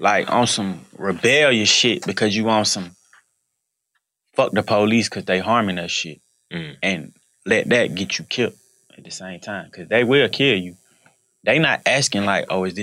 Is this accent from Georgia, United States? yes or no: yes; Atlanta, Georgia, United States; growing up in Atlanta